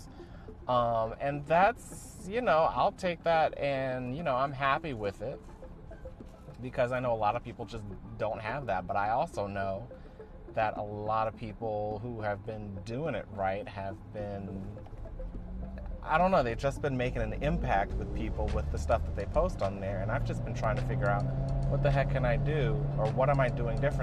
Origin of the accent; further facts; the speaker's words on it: United States; as an American